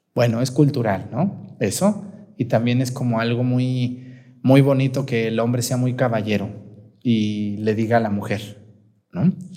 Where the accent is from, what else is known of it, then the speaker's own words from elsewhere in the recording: Michoacán, Mexico; now in Guerrero, Mexico; En mi tierra, allá en Mestigacán, se usa el pozole rojo